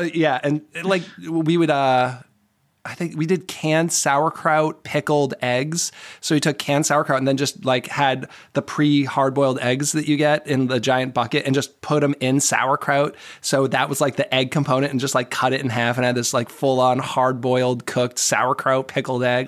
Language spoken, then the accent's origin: English; Boston, Massachusetts, United States; moved away; also born or lived in Lancaster, Pennsylvania; I'm from the Boston area originally